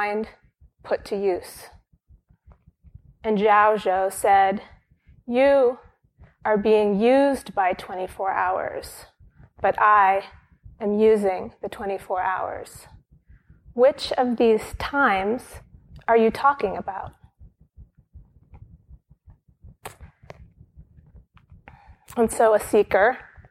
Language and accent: English; Brooklyn, New York, United States; moved away as an adult; now in near the monastery, United States; Brooklyn is my hometown. I spent the first 17 years of my life here